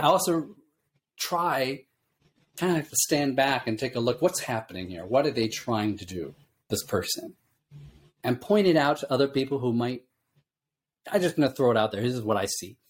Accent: Illinois, United States; moved away; also born or lived in California / Japan; I grew up in the Midwest in Illinois

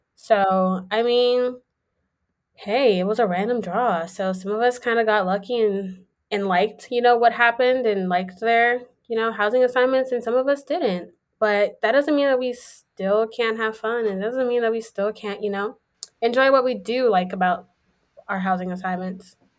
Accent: Houston, Texas, United States; moved away; from Houston, Texas

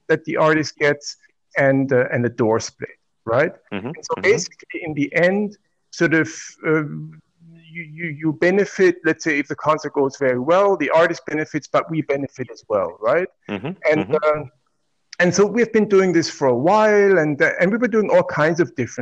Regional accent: Black Forest, Baden-Württemberg, Germany; English is a second language; moved away; also born or lived in Leipzig, Germany / Los Angeles, United States; I come from the Black Forest originally

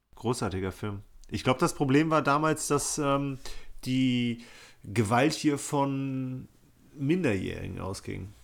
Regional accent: Bonn, North Rhine-Westphalia, Germany; meine Jugend hier in Bonn

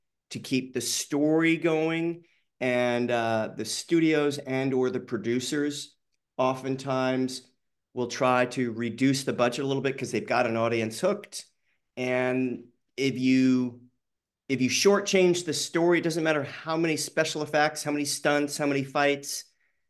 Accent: the South, United States; I grew up in the South for a few years.

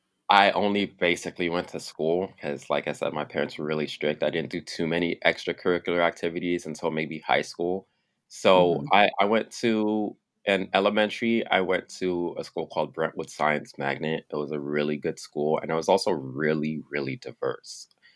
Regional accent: Nigeria; So I mean, I'm Black, I'm Nigerian, so I have like kinky, I have your typical Black hair.

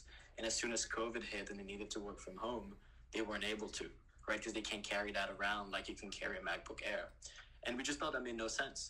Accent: Quebec City, Quebec, Canada; moved away; I'm originally from Quebec City

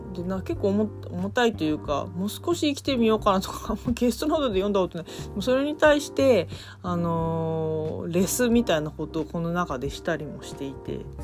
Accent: Sapporo, Hokkaido, Japan; moved away; 私地元札幌なんですけど

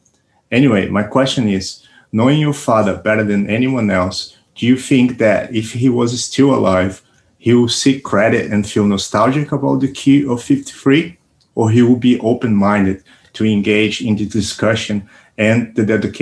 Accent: Brazil; now in London, United Kingdom; I was born in Brazil during the dictatorship, and I was very young when the country became democratic again.

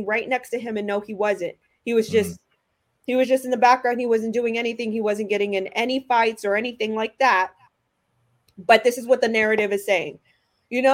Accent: Houston, Texas, United States; I'm from Houston

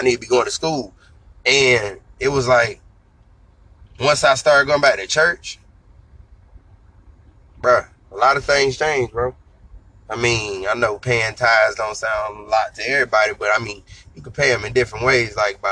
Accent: Fayetteville, United States; I'm from Fayetteville

